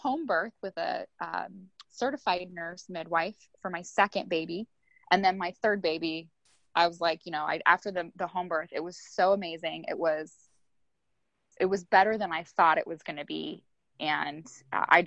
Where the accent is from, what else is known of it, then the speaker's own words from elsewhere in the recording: United States; growing up in the United States